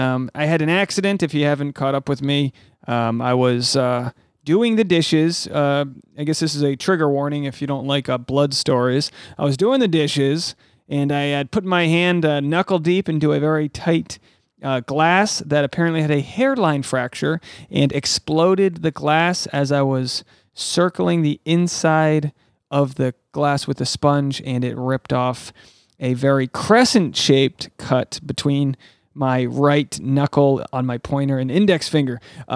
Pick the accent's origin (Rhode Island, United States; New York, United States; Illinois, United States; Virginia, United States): Rhode Island, United States; This is episode 401, which is also the area code for my home state of Rhode Island. 401, baby. Ocean state. Small state.